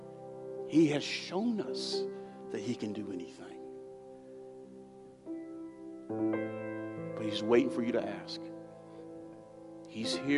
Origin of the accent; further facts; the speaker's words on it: United States; I'm American